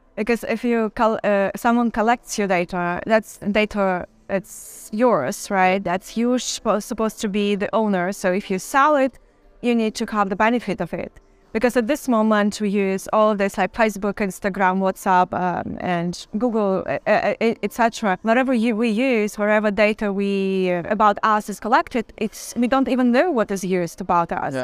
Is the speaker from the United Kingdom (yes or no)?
no; Belarus; I'm from Belarus